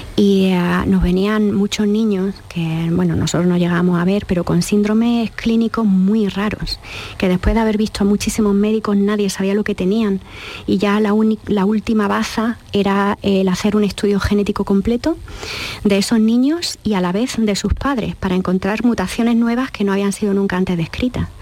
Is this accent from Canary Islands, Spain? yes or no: no; Jaén, Andalusia, Spain; moved away as an adult; also born or lived in United States / Freiburg, Germany / Boston; yo nací en Jaén y estoy en Jaén